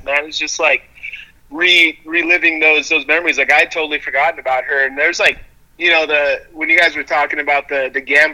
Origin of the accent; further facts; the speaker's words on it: Boise, Idaho, United States; growing up in Boise